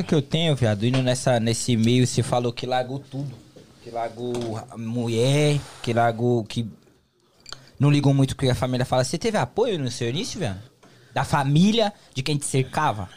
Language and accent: Portuguese; São Paulo, Brazil; now in United States; em São Paulo, eu sou de São Paulo